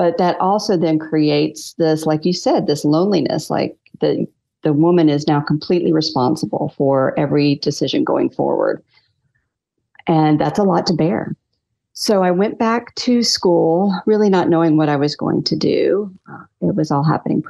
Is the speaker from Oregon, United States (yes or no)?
no; North Myrtle Beach, South Carolina, United States; I was raised in South Carolina.